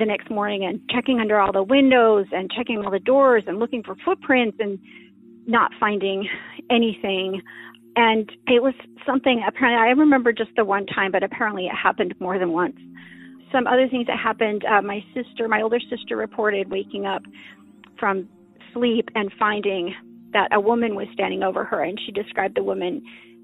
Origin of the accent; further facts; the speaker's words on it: Utah, United States; now in Pacific Northwest, United States; I grew up in Utah. I now live in the Pacific Northwest